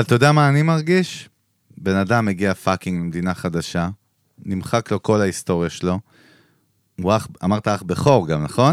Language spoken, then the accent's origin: Hebrew; Israel; אני נולדתי בישראל